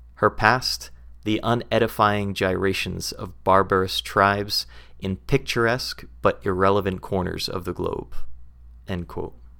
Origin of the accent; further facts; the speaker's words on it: United States; speaking as an American